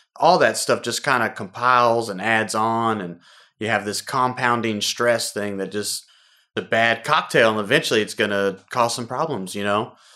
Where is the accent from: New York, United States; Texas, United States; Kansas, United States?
Texas, United States; Houston; Born and raised in Houston, Texas